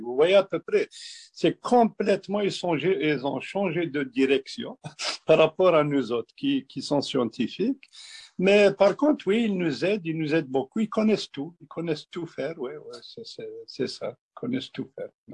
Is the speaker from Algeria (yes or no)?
yes; Kabylie, Algeria; now in Quebec, Canada; je suis un berbère algérien. Je suis vraiment un berbère algérien, oui. Je viens d'Algérie, de, de la Kabylie